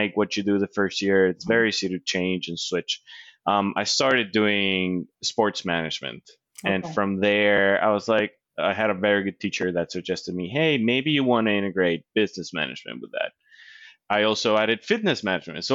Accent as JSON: {"language": "English", "country": "Colombia", "tie": "born or raised there", "also_born_or_lived": "North Carolina", "second_language": "English", "moved": "as an adult", "lives_now": "United States", "said": "growing up in Colombia"}